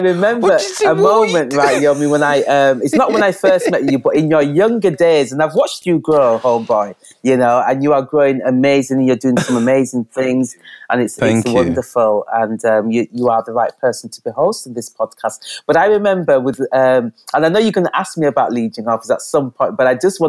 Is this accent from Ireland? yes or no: no; Leeds, Yorkshire and the Humber, United Kingdom; Leeds Young Authors, we're from Leeds, UK, West Yorkshire, not London.